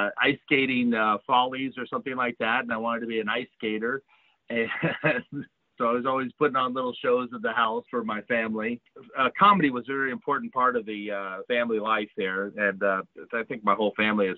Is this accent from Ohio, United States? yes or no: yes; West Carrollton, Ohio, United States; I was born in Ohio and I grew up in West Carrollton, Ohio, which is just outside of Dayton. And spent, all through high school was there